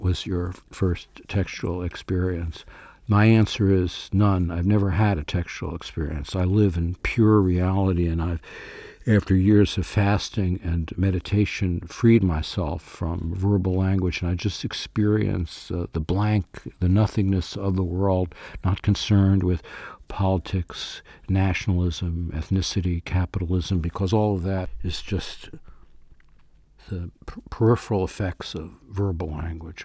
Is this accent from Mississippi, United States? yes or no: no; New York, United States; born or raised there